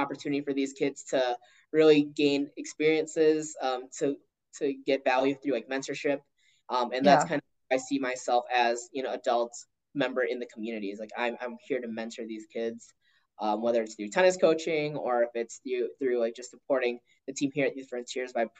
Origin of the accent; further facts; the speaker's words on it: Chaska, Minnesota, United States; as Filipino American, I was different